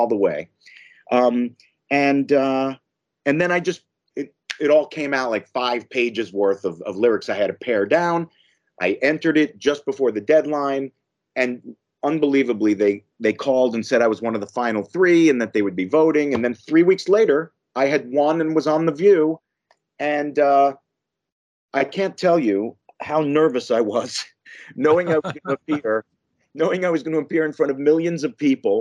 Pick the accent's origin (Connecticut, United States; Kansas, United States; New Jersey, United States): New Jersey, United States; I grew up in New Jersey, so I was about 30 minutes from the Lincoln Tunnel